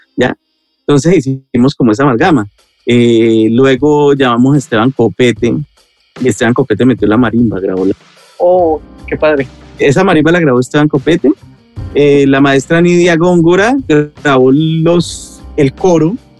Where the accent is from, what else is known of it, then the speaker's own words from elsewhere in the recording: Colombia; como colombianos